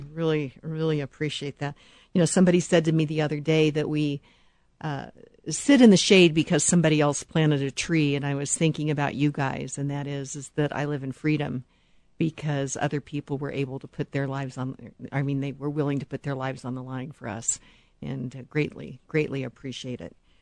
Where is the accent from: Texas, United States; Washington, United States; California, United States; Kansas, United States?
Kansas, United States; I'm from Kansas, so you know, hardworking people